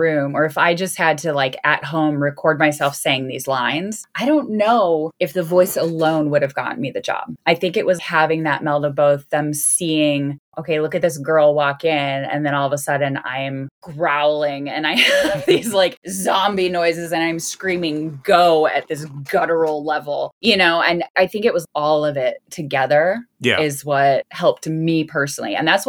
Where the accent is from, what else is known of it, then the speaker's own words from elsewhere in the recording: Crystal Lake, Illinois, United States; And I'm also from Crystal Lake, so it's kind of like